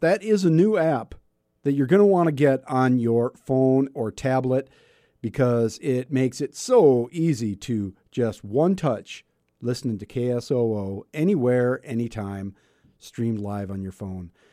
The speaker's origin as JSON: {"language": "English", "region": "South Dakota", "country": "United States", "said": "my home state, my much loved state of South Dakota"}